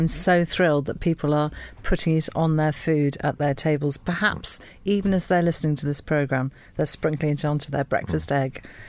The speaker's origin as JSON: {"language": "English", "area": "Welsh", "region": "Wales", "country": "United Kingdom", "also_born_or_lived": "Anglesey", "said": "we're also very, very proud of being Welsh and being on Anglesey"}